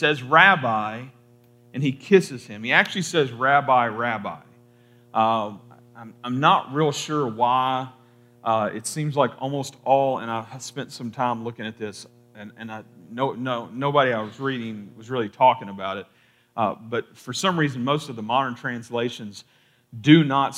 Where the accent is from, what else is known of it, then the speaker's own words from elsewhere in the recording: Kentucky, United States; I'm from Kentucky, and in Kentucky, at least a lot of my family, my family is full of like the double name thing.